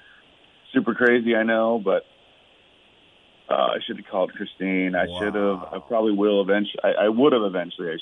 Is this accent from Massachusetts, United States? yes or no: no; Dayton, Ohio, United States; moved away as an adult; now in Kentucky, United States; I grew up in Dayton, and they live up there